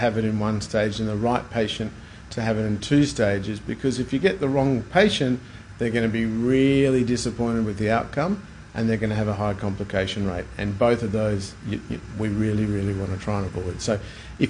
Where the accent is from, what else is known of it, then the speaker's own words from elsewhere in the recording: Brisbane, Queensland, Australia; I grew up in Brisbane and I studied in Brisbane